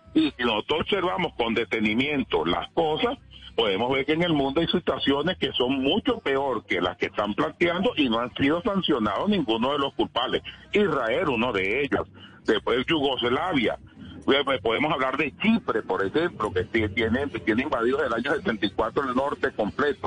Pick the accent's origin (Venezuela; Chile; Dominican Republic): Venezuela